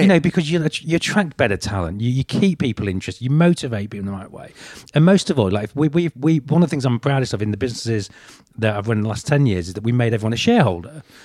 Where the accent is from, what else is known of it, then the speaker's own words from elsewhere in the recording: United Kingdom; I'm British